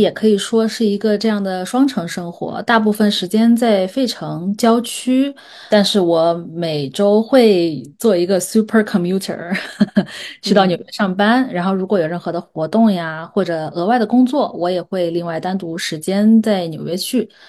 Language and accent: Chinese; China; now in United States; 我们中国当代艺术